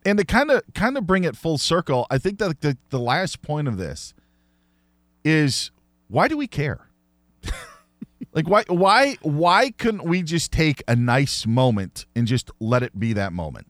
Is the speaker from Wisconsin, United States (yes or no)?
yes; Wisconsin, United States; I grew up in Wisconsin